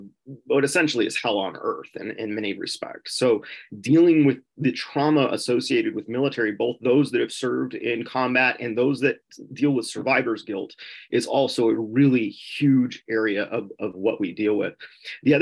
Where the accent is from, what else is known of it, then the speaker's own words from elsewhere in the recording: Southern California, United States; also born or lived in Upper Peninsula of Michigan; now in Michigan, United States; I worked on farms growing up in Southern California